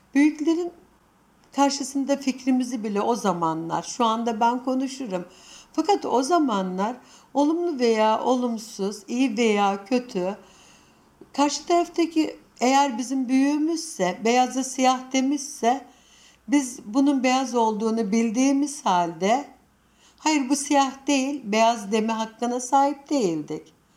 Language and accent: Turkish; Anatolia, Turkey; Sonuçta biz Anadolu'da yetiştik.